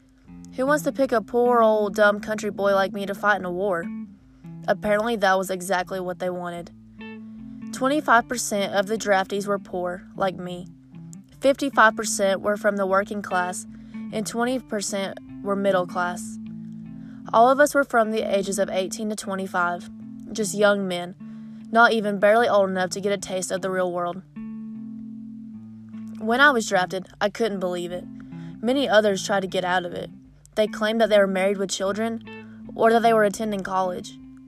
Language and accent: English; North Carolina, United States; This is my farm, this is my home. I grew up in Madison County, North Carolina. We lived on and ran the family farm for generations.